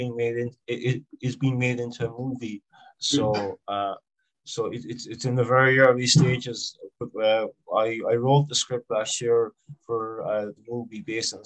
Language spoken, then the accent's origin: English; Ireland; I'm from Ireland.